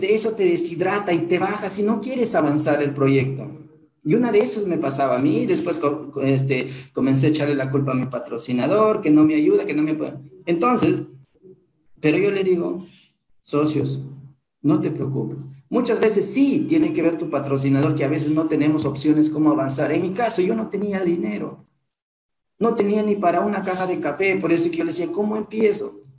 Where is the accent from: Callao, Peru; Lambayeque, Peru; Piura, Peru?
Piura, Peru; Huancabamba; now in Piura, Peru; Soy de Huancabamba, pero de ahí a un distrito todavía, de un distrito a un caserío, de ese caserío a un sector